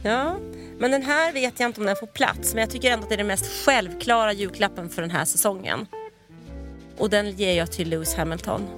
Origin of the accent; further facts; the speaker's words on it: Stockholm, Stockholm County, Sweden; accent: stockholmska; moved away as an adult; now in Skåne, Sweden; jag har ju 08 i själ och hjärta. Och dialektalt